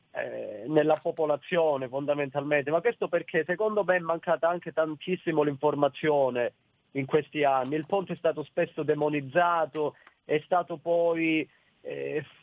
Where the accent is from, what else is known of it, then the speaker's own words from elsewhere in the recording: Calabria, Italy; Io stesso, eh, da calabrese